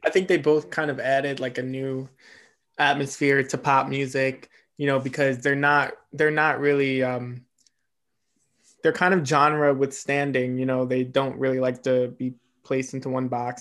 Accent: East Coast, United States; I'm an East Coaster

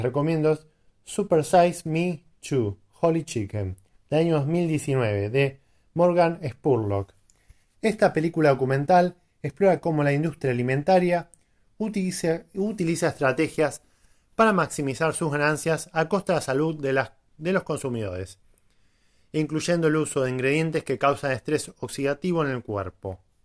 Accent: Quilmes, Buenos Aires Province, Argentina; Soy de Buenos Aires, de zona sur. Para que conozca la cerveza Quilmes, de ahí, precisamente

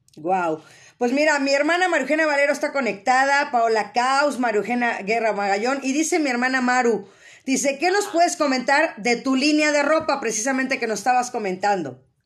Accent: Mexico

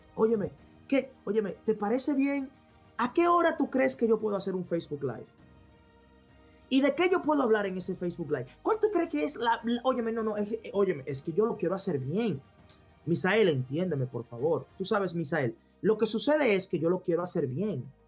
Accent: Dominican Republic; República Dominicana, donde yo de donde yo vengo, de donde yo vengo

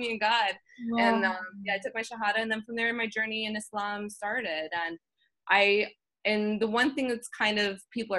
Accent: United States; as an American woman

